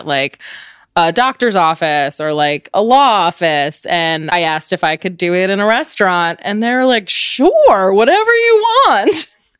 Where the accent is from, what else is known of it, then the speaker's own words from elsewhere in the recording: Richmond, Virginia, United States; also born or lived in New Jersey; I was born in New Jersey, but I grew up in Richmond, Virginia.